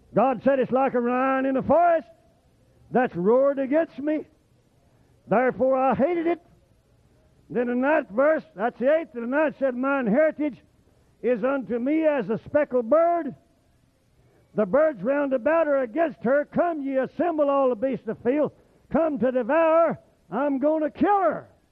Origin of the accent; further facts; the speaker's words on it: Oklahoma, United States; moved away; I was raised in Oklahoma